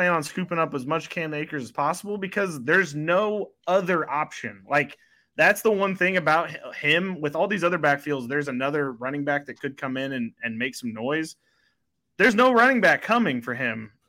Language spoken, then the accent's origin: English; Iowa, United States; I'm from Iowa